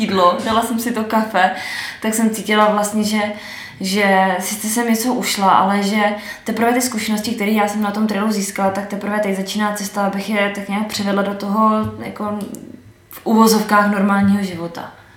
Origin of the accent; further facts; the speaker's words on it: Moravia, Vysočina Region, Czechia; also born or lived in Slovakia; Tak já jsem původem Moravanda z Vysočiny.